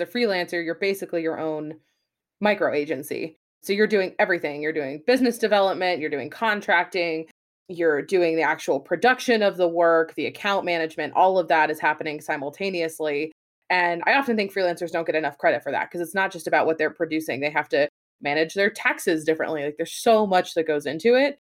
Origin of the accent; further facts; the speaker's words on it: West Coast, United States; moved away as an adult; also born or lived in New Hampshire / Boston; I'm from the West Coast